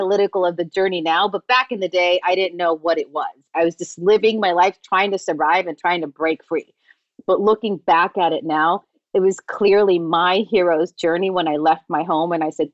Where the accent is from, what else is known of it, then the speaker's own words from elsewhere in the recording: Tijuana, Baja California, Mexico; moved away; I wanted something different to what I was exposed to in my hometown of Tijuana.